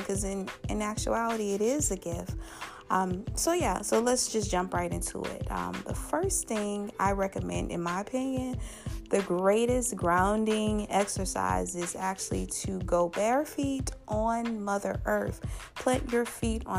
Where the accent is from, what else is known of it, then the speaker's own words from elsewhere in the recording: Louisiana, United States; Louisiana, my home state